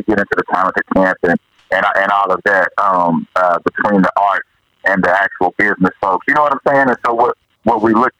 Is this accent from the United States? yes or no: yes; Oklahoma, United States; I'm from Oklahoma.